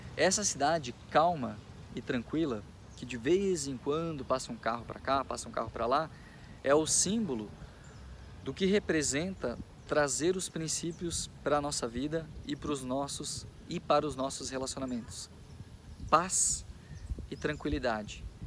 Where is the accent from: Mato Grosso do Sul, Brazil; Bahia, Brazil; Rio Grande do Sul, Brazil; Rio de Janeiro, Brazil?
Rio Grande do Sul, Brazil; Machadinho; eu nasci aqui na cidade de Machadinho, Rio Grande do Sul. Sou gaúcho